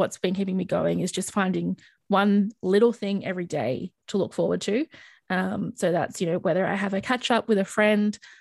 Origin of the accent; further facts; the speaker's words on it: Sydney, New South Wales, Australia; moved away as an adult; move home, back to Sydney, back to my home state.